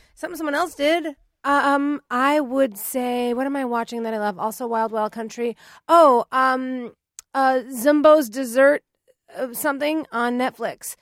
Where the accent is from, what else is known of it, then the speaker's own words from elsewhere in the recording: United States; I'm American